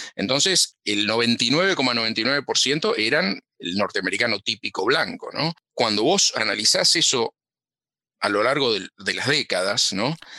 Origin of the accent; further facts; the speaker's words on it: Cañuelas, Buenos Aires Province, Argentina; moved away as an adult; now in United States; yo nací en Cañuelas, sí, sí, sí, nací en Cañuelas